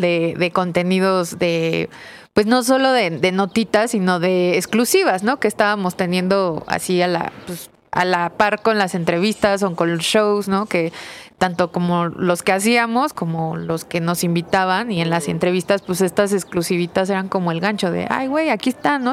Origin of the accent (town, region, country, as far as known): Mexico